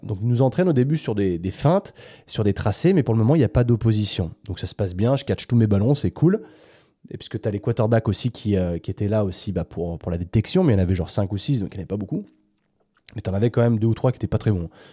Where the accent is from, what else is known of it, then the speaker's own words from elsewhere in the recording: France; je suis français